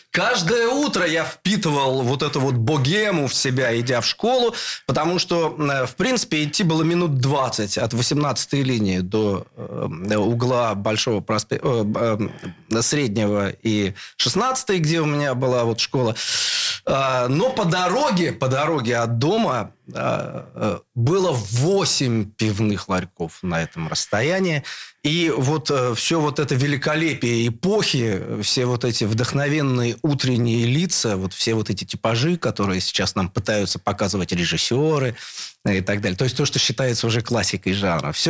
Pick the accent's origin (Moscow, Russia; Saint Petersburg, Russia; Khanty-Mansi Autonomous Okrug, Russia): Saint Petersburg, Russia; born there; Родился на Новосилевском в самом, что ни на есть, промышленном сердце.